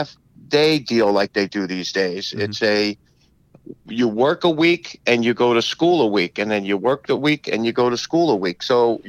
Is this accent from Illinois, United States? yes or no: no; Rahway, New Jersey, United States; I grew up in Rahway.